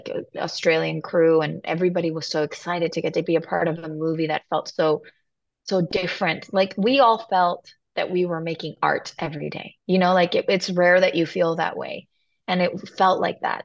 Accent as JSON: {"language": "English", "country": "Mexico", "said": "I'm from Mexico, you know, like the heat is my like my natural habitat"}